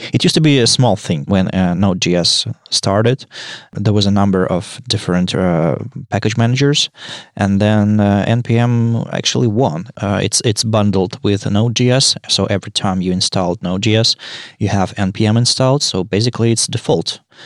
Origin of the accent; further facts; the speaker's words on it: Saint Petersburg, Russia; I'm from Saint Petersburg, Russia.